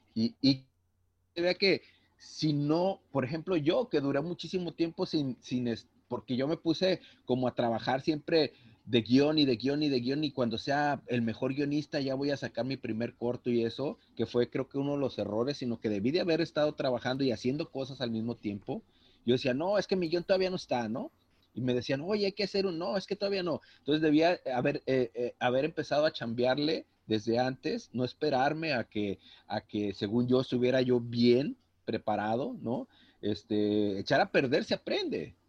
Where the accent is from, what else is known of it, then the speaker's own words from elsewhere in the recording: Manzanillo, Colima, Mexico; yo soy de Manzanillo, yo radico en Manzanillo, Colima